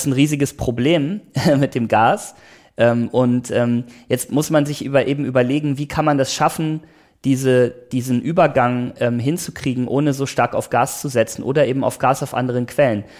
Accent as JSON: {"language": "German", "area": "Oberbergischer Kreis", "region": "North Rhine-Westphalia", "country": "Germany", "moved": "yes", "lives_now": "Potsdam, Germany", "said": "Das ist auch die Region, wo ich herkomme, im Oberbergischen äh, Kreis, im, im Nordrhein-Westfalen"}